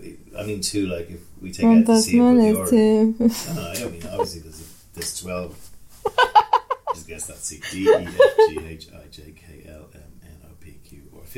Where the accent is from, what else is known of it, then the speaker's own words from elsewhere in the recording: Ireland; we're Irish